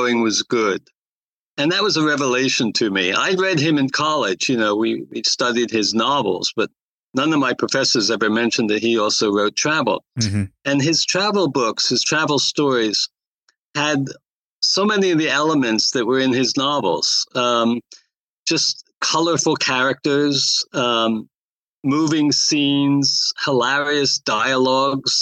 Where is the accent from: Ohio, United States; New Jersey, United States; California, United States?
New Jersey, United States; also born or lived in Poland; I found one at the Trenton Times in New Jersey, which is my home state